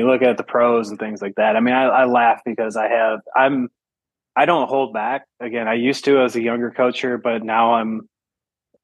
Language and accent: English; Michigan, United States; I'm I'm from Michigan